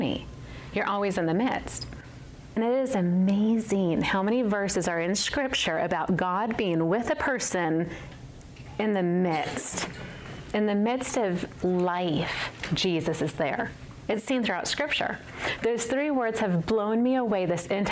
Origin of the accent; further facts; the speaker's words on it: Las Vegas, Nevada, United States; I was born and raised in Vegas. All I knew. Third generation Vegas baby.